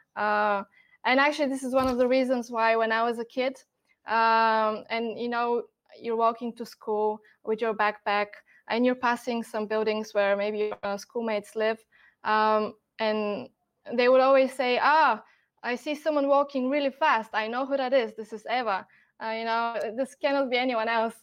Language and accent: English; Bulgaria; moved away as an adult; now in Germany; I'm born and raised in Bulgaria, um, and then a couple of years ago, I moved to Germany